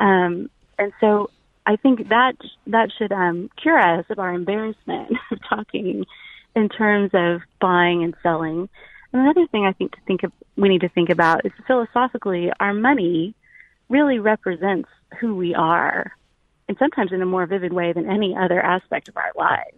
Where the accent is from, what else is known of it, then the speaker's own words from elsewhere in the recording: South Central Texas, United States; I live in South Central Texas, and so the missions, the culture of beautiful Catholic life were all around me as a child growing up